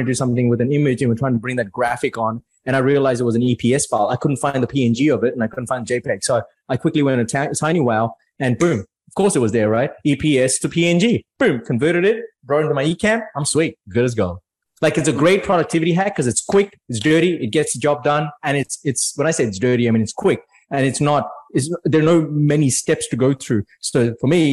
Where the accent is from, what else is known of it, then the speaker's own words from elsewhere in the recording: Mumbai, Maharashtra, India; now in Australia; I'm originally from India, right? From Mumbai.